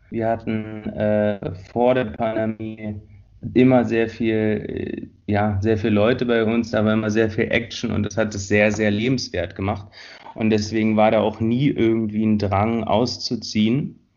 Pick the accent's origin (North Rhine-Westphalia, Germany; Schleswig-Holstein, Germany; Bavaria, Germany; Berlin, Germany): Berlin, Germany; Tempelhof; also born or lived in Friedrichshain; Ursprünglich bin ich aus Tempelhof, also aufgewachsen.